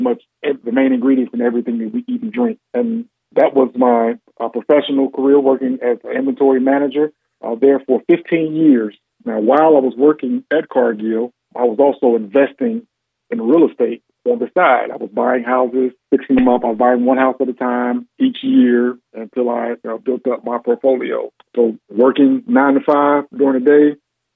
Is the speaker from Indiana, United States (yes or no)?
yes; Gary, Indiana, United States; also born or lived in West Lafayette, Indiana; Born and raised in Gary, Indiana